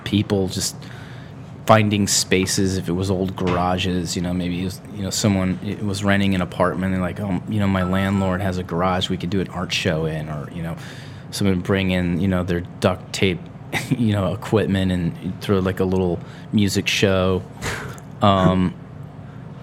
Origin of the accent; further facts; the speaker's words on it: Akron, Ohio, United States; also born or lived in Wadsworth; I was actually born in the Firestone, raised in like the Firestone Park area. So yeah, I mean, I still consider that Akron.